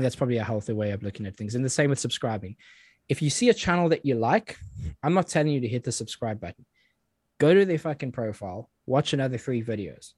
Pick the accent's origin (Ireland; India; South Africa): South Africa; now in United Kingdom; I grew up in South Africa